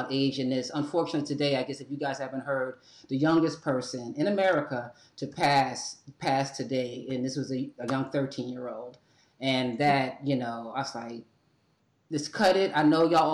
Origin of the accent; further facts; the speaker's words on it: New York City, New York, United States; moved away; also born or lived in Atlanta; I was born and raised in New York City, right? And my heart is in New York City, but I'm physically in Atlanta